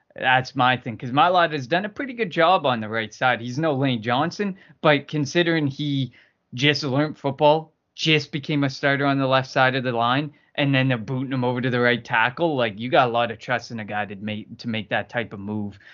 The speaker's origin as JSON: {"language": "English", "country": "Canada", "said": "I'm from Canada"}